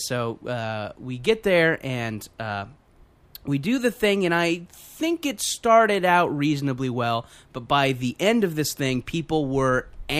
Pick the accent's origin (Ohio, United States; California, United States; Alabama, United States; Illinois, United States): California, United States; I know we're all from California